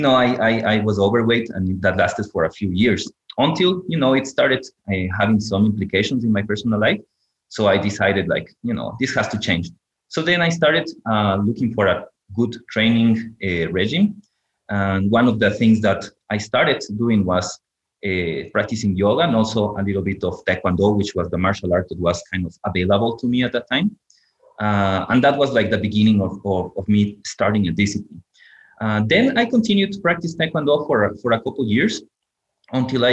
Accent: Ecuador; moved away as an adult; also born or lived in Japan; growing up in Ecuador

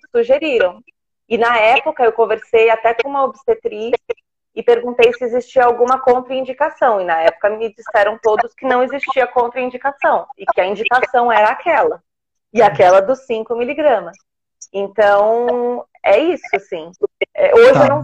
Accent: São Paulo, Brazil; Somos de São Paulo

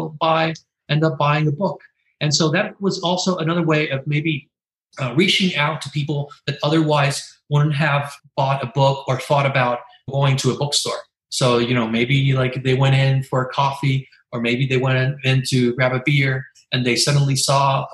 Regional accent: Carolina, Puerto Rico; also born or lived in Santurce, San Juan, Puerto Rico; now in San Juan, Puerto Rico; originally I'm from Carolina, 15 minutes away from Santurce

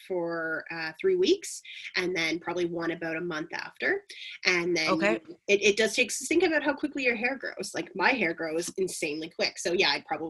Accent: north of Belleville, Ontario, Canada; also born or lived in Montreal / Kingston; I grew up a little bit north of Belleville

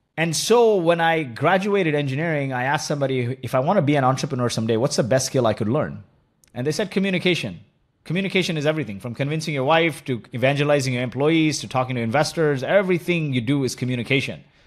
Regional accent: Kuwait; moved away; also born or lived in India; my childhood was spent, you know, I was born in Kuwait

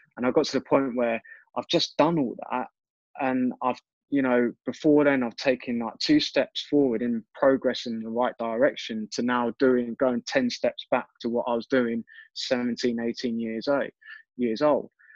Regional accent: Reading, South East England, United Kingdom; at my hometown club, uh, in front of people that I, you know, went to school

